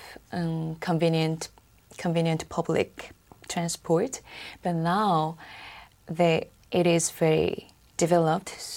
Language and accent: English; Seoul, South Korea; English is a second language; I'm from South Korea